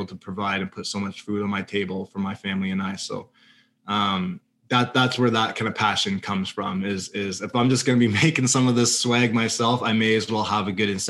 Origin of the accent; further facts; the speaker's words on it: Canada; if I'm a kid from Blackburn